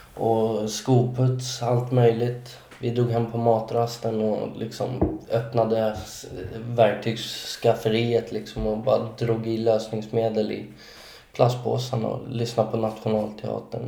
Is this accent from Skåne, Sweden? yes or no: no; Solna, Stockholm County, Sweden; jag är född och uppvuxen i Solna